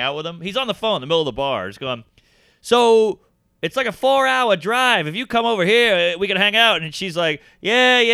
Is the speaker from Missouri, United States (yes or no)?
no; Louisiana, United States; I'm from Louisiana